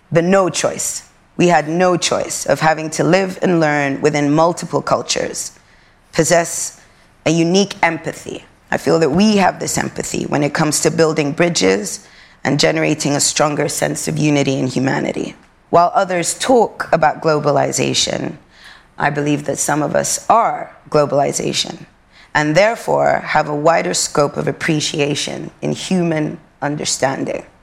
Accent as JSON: {"language": "English", "country": "Sudan", "also_born_or_lived": "Europe", "said": "We are, we've been born and raised in Europe. We're both African, and we, we're both glazed with Arabia. Me being from Sudan"}